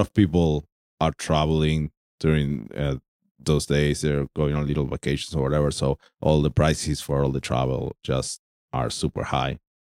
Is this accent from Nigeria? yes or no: no; Argentina; I'm from Argentina.